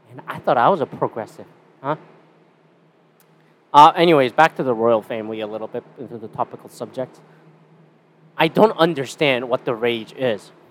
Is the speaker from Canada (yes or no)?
yes; Canada; And I'm Canadian.